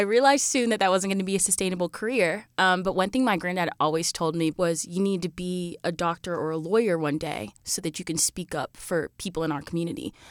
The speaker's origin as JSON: {"language": "English", "region": "rural South Carolina", "country": "United States", "tie": "born or raised there", "also_born_or_lived": "Georgia / Lexington, South Carolina", "moved": "as an adult", "said": "I'm from Plumber in South Carolina, which is about forty-five minutes from the border of Georgia"}